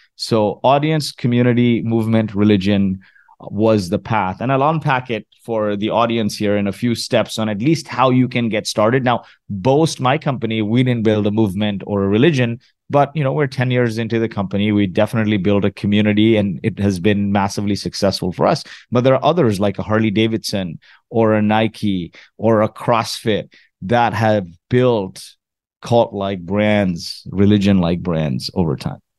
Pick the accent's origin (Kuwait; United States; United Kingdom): Kuwait; also born or lived in Mumbai, India; now in Canada; was born in Kuwait, refugee of the Gulf War, made my way to Canada a few years after the Gulf War with my family